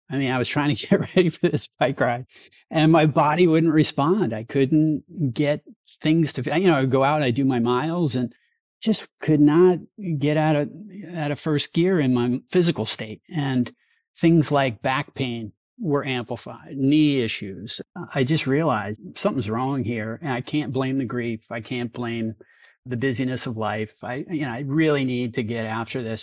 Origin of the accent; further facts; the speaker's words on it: New York, United States; now in Sonoma County, United States; But I grew up in New York